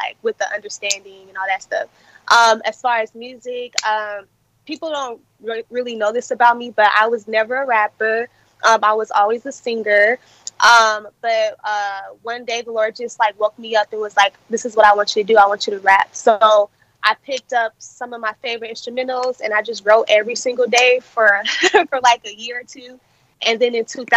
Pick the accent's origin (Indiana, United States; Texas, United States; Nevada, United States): Nevada, United States; Las Vegas; born and raised in Las Vegas. I'm a West Coast baby.